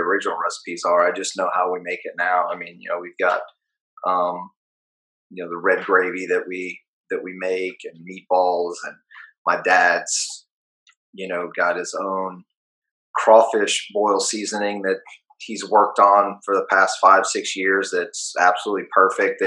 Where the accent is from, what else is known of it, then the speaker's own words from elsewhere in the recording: New Orleans, Louisiana, United States; growing up in New Orleans